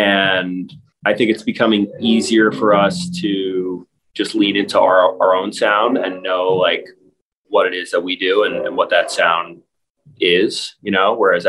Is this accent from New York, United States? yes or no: yes; New York, United States; So I knew James growing up in New York. We went to the same middle school.